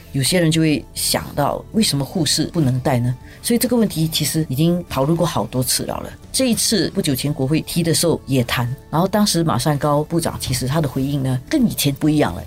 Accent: Singapore; 因为我们已经长时间在新加坡这个地方长大

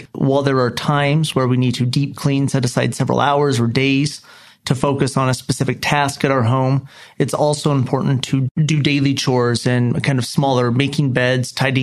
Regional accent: Dallas, Texas, United States; also born or lived in Salt Lake City, Utah; I was born in Salt Lake City, but moved as a young child to Dallas, Texas, and grew up there with my family

